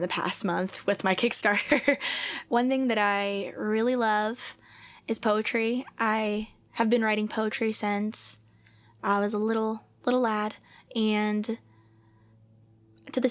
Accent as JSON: {"language": "English", "town": "Tampa", "region": "Florida", "country": "United States", "moved": "yes", "lives_now": "Nashville, United States", "said": "I'm from Tampa Bay, Florida"}